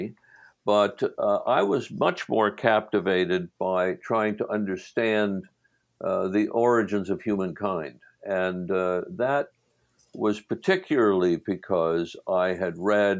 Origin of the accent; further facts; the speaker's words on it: Hartford, Connecticut, United States; as a young kid growing up in Connecticut